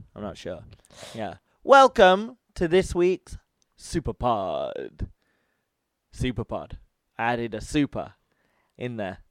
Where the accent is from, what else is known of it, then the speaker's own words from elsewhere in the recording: United Kingdom; I'm British